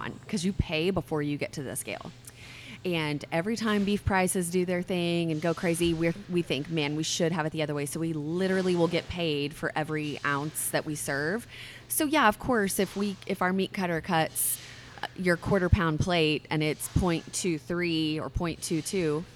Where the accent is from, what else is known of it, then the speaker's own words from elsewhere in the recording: New Mexico, United States; moved away; a traditional side that we grew up with in New Mexico